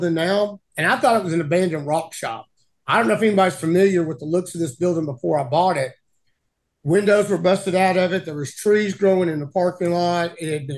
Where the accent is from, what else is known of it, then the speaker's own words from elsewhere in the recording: Arkansas, United States; from my growing up here in Arkansas